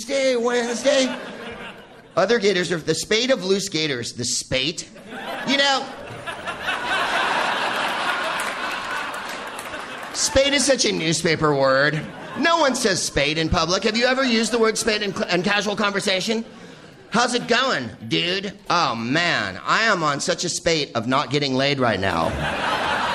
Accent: California, United States; also born or lived in Phoenix, Arizona; I'm from California

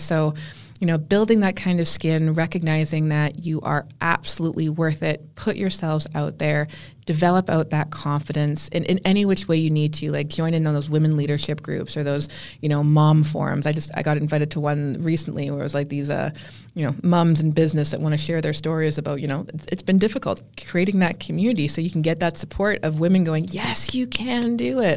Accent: Canada; I just looked at myself more as being Canadian

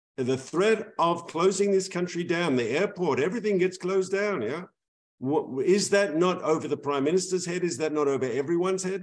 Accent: Israel

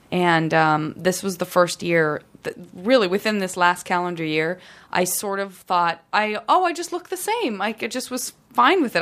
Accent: San Francisco, California, United States; growing up in San Francisco

